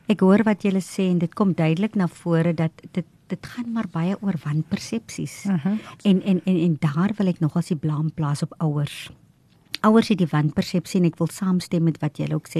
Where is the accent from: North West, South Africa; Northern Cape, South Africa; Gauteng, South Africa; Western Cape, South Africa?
Northern Cape, South Africa; O'okiep; first language Afrikaans; moved away as an adult; Ek kom uit 'n klein plekkie ook uit Oukiep uit die Noord-Kaap uit en toe ek in die Grote Kaap kom en na matriek